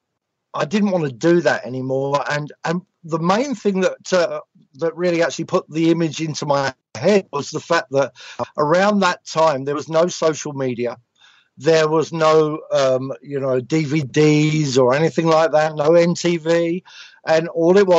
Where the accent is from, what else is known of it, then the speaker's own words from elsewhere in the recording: London, United Kingdom; also born or lived in Sicily; I wasn't an East End Londoner, so I was a little bit out of my league because I came from Southeast London, so I wasn't an East Ender